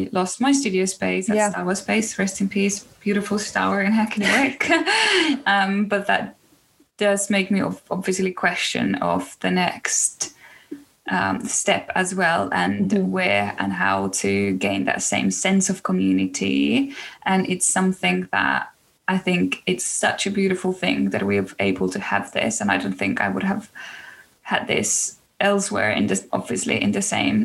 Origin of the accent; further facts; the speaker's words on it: Finland; now in London, United Kingdom; had I stayed in Finland or in my hometown, you know, like my whole life